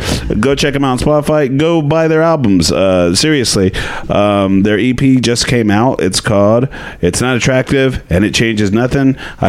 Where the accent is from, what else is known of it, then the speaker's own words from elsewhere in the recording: Dallas, Texas, United States; moved away as an adult; now in Austin, United States; my hometown of Dallas